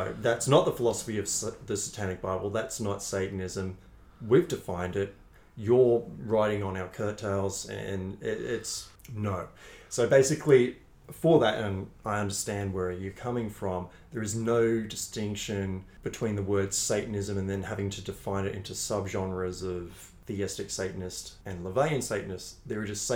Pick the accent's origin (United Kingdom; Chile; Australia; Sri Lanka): Australia; We're Australian.